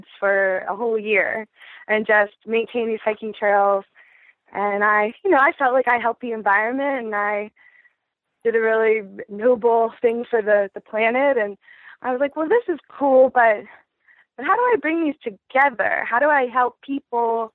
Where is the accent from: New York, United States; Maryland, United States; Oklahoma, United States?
Maryland, United States; Baltimore County; moved away as an adult; also born or lived in Arizona / Oregon / Hawaii; now in Willits, United States; I'm originally an East Coaster. I'm from Baltimore County, Maryland. I grew up there with a pretty classic suburban upbringing.